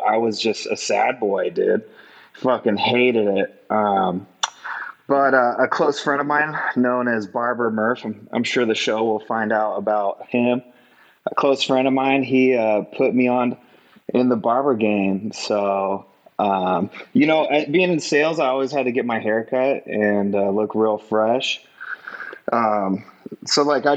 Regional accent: Lakewood, Colorado, United States; I'm from Lakewood, Colorado

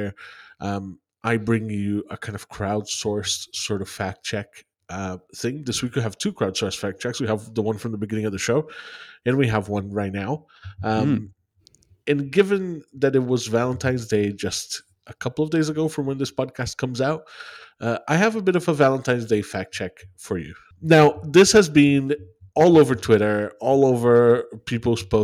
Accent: Brazil; moved away; I'm from Brazil

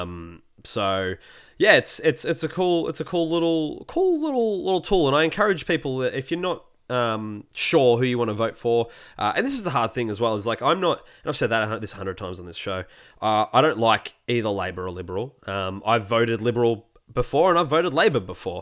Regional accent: Australia

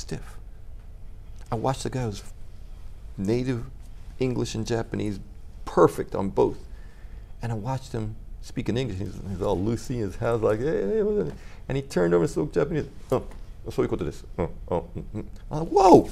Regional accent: U.S. Virgin Islands; Oh, I grew up in the Virgin Islands, and everywhere I went, someone was speaking a different language.

